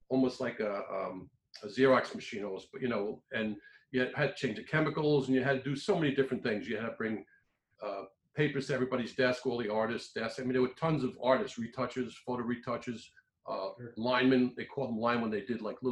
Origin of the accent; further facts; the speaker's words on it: New York, United States; I'm from New York